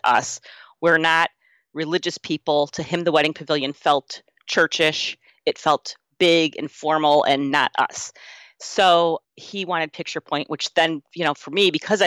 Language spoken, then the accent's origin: English; Cleveland, Ohio, United States; I grew up in Cleveland. Our beach is Lake Erie